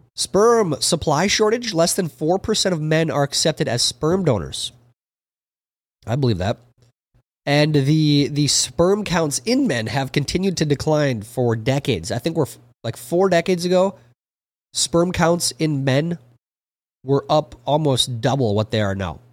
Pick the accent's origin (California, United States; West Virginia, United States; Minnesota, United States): Minnesota, United States; growing up in Minnesota.